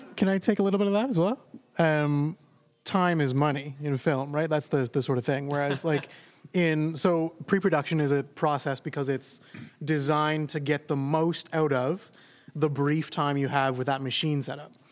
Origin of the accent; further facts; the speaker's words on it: Toronto, Ontario, Canada; I grew up in Scarborough